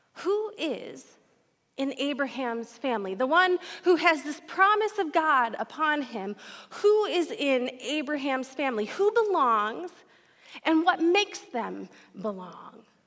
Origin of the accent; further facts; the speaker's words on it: Detroit, Michigan, United States; now in Fargo, United States; I did not grow up here in Fargo. I grew up in Metro Detroit, Michigan